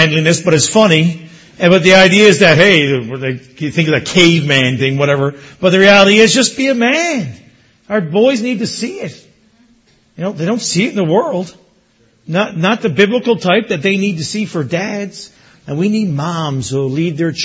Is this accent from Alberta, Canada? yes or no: no; Newfoundland and Labrador, Canada; moved away as an adult; also born or lived in Erin, Ontario; now in Ontario, Canada; growing up in Newfoundland